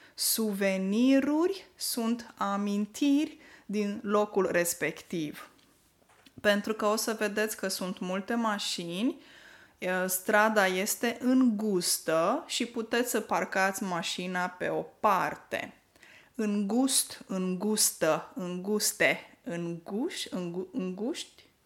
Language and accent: Romanian; Moldavia, Neamț County, Romania; now in Norway; în Neamț, de unde sunt eu deloc